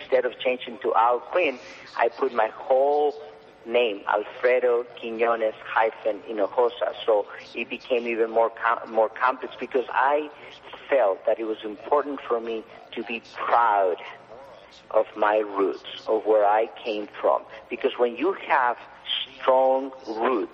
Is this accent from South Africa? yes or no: no; Mexico; moved away as an adult; now in United States; I was from Mexico